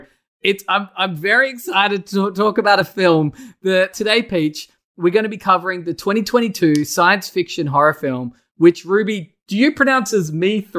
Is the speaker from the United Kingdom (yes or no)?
no; Australia